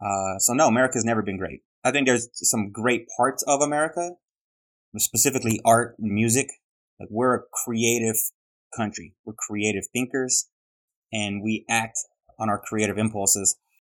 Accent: Globe, Arizona, United States; also born or lived in Los Angeles; But by 9 months old, I was living in Globe, Arizona. I was born in East LA, like the movie, but I'm not really from LA. I was in Globe, Arizona. Then I moved so many times, I'm not really from anywhere.

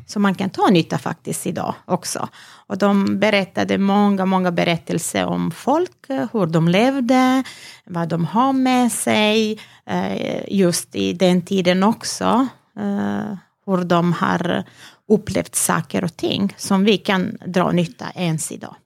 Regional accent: Vranje, Pčinja District, Serbia; Swedish is a second language; moved away as an adult; now in Halmstad, Sweden; jag föddes i Vranje, i en mm. stad i Serbien, mm -hmm. och jag är uppväxt där

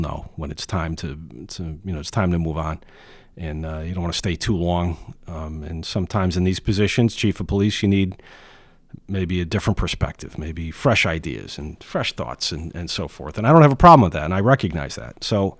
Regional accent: Ansonia, Connecticut, United States; No, I was born in Ansonia, born and raised in the North End.

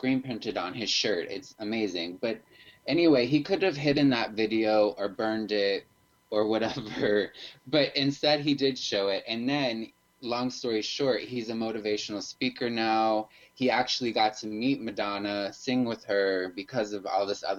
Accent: Florida, United States; now in Chicago, United States; I'm from Florida

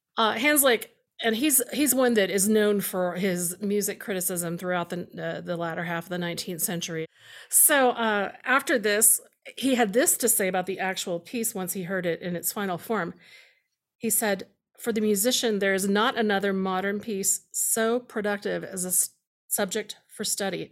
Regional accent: Houston area, Central Texas, United States; I grew up in Doctor Pepper country in Central Texas and in, in Houston area

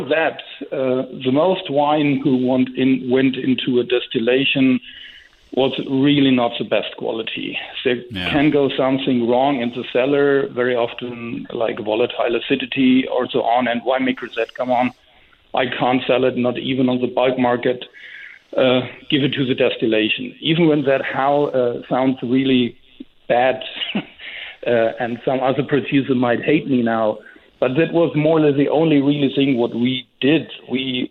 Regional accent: Rüdesheim am Rhein, Hesse, Germany; In my hometown of Rüdesheim.

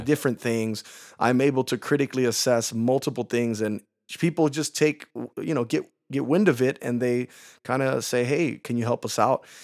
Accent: Chicago, Illinois, United States; I'm from Chicago. That's where I'm born and raised

